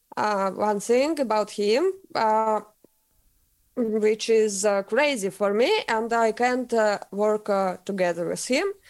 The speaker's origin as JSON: {"language": "English", "country": "Russia", "second_language": "English", "moved": "as an adult", "lives_now": "Sweden", "said": "I'm from Russia and I sing in Swedish band and live in Sweden now"}